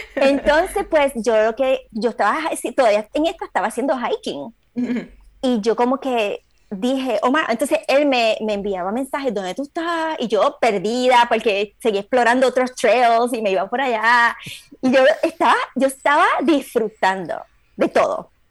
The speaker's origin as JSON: {"language": "Spanish", "town": "Aguas Buenas", "country": "Puerto Rico", "tie": "born or raised there", "moved": "as an adult", "lives_now": "Orange County, United States", "said": "soy puertorriqueña, obviamente, la tengo la sangre por todos lados. de puertorriqueño lo llevo en todos lados. Este, nací, me crié en el, en el barrio de Babuera, Puerto Rico"}